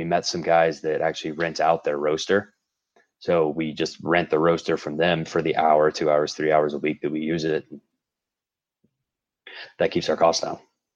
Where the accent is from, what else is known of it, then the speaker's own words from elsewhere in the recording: St. Louis, Missouri, United States; moved away as an adult; now in Denver, United States; I grew up in St. Louis